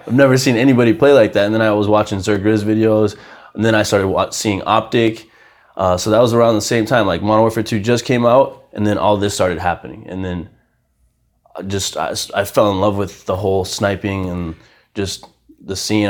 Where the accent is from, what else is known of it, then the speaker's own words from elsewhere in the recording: Haverhill, Massachusetts, United States; also born or lived in Brazil / Lowell, Massachusetts; when I was seven, we moved to Massachusetts. Um, I actually, my first five years in Massachusetts, I lived in Lowell